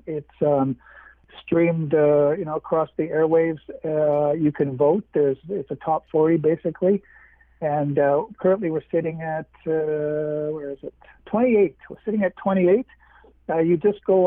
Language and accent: English; Winnipeg, Manitoba, Canada; I'm from Winnipeg, again, in Manitoba.